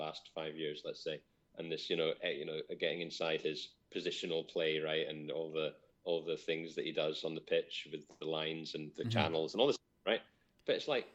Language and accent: English; Scotland, United Kingdom; I'm Scottish.